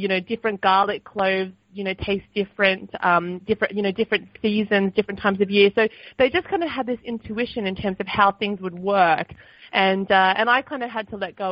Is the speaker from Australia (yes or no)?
yes; Sydney, New South Wales, Australia; I was a little girl growing up in Sydney